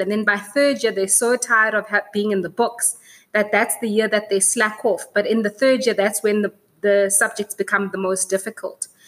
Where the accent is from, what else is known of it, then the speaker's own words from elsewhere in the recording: South Africa; as a South African